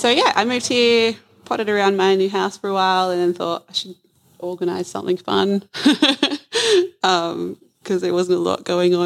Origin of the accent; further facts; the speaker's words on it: Adelaide, South Australia, Australia; also born or lived in Northern Rivers; So I moved to the Mid-North Coast just over a year ago from Northern Rivers, but I'm originally from Adelaide and have moved around the country to different places.